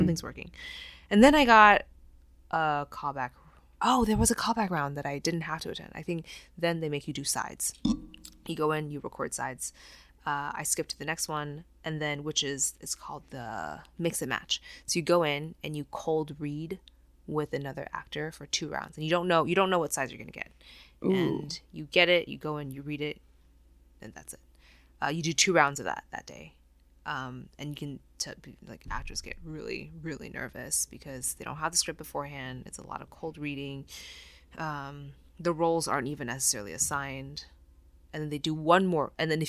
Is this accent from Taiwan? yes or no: yes; Taiwan; moved away as an adult; now in United States; No, I grew up in Taiwan.